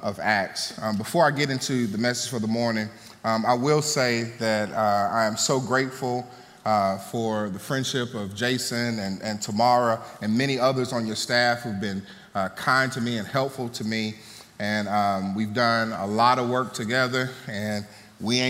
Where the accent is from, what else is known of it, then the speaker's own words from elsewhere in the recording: Mississippi, United States; I'm from Mississippi. And in Mississippi, one music that should hit your soul as a Southern boy is the blues